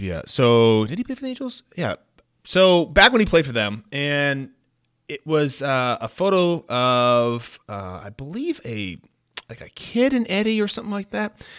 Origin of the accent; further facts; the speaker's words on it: Bay Area, California, United States; I grew up in the Bay Area